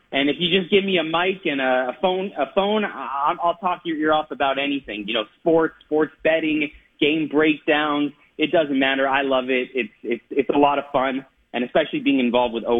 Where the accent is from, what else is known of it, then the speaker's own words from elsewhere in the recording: Los Angeles, California, United States; I'm from Los Angeles.